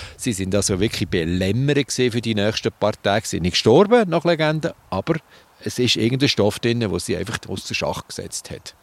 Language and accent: German; Switzerland; bei uns in der Schweiz